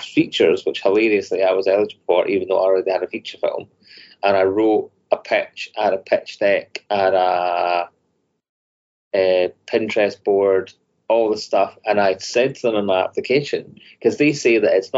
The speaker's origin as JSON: {"language": "English", "region": "Scotland", "country": "United Kingdom", "said": "90% of us are Scottish"}